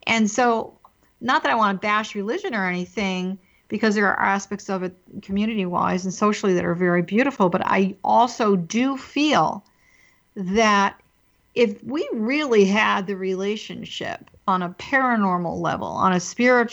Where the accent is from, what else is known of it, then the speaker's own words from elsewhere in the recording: East Coast, United States; I was raised on the East Coast in a very traditional Catholic religion